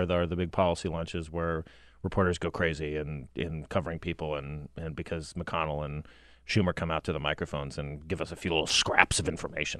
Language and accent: English; Cottonwood, Arizona, United States; now in Washington, United States; Cottonwood, my hometown